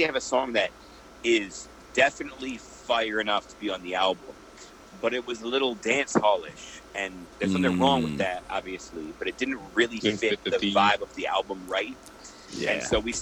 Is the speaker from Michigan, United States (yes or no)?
yes; Ann Arbor, Michigan, United States; moved away as an adult; also born or lived in Detroit, Michigan; now in New York, United States; I'm originally from Detroit, but I went to high school in Ann Arbor, which is like where University of Michigan is